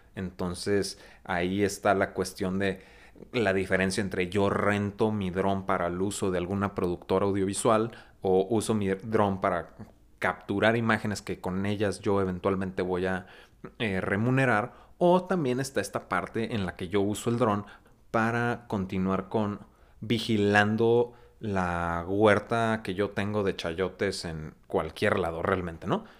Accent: Mexico; nosotros como mexicanos

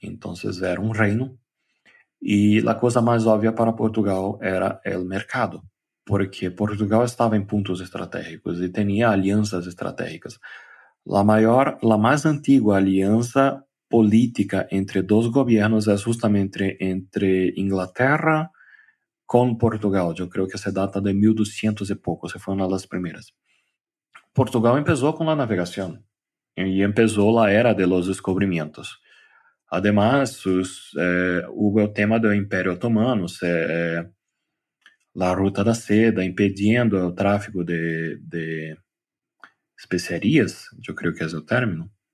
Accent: Brazil; moved away as an adult; now in Colombia; a nós de Brasil

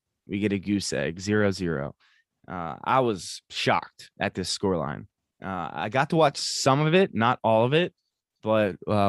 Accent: Scotland, United Kingdom; I don't know if you've realized that, but I'm Scottish, so I watch the Scotland games

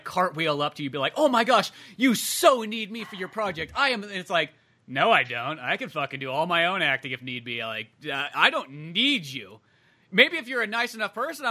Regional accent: United States; growing up as American

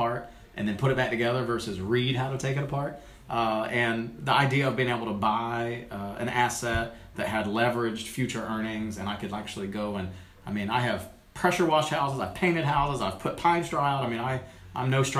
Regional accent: Summerville, South Carolina, United States; now in North Carolina, United States; Somerville, South Carolina

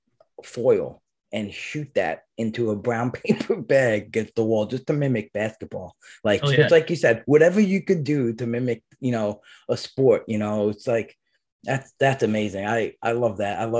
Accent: New York City, New York, United States; I grew up in Brooklyn. During the school year, we were in Brooklyn

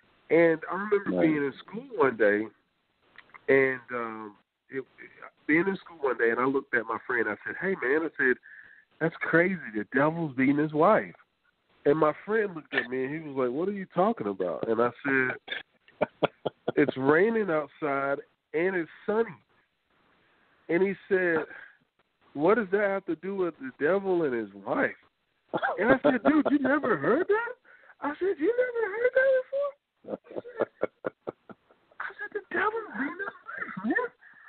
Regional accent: the South, United States; I'm from the South

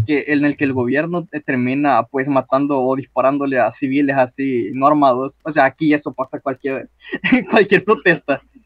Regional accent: Honduras; yo como hondureño que vivo en el pinche país más surrealista del mundo

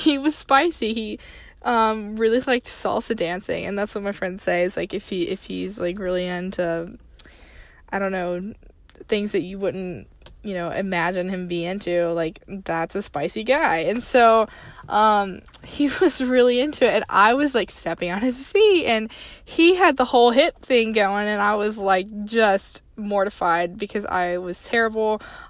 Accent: the South, United States; I was raised in the South.

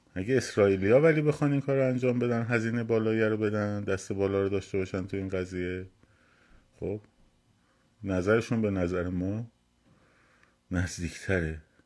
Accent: Iran; به عنوان یک ایرانی وطن پرست

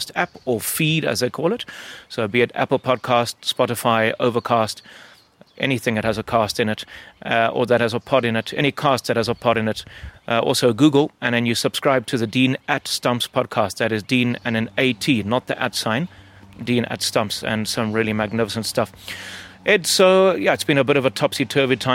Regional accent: Kadoma, Mashonaland West, Zimbabwe; We both grew up in the same town

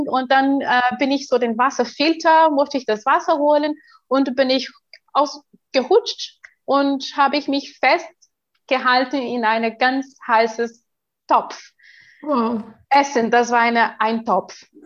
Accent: Brazil; German is a second language; als ich neun Jahre alt äh, war, in Brasilien, ich bin ja Brasilianerin

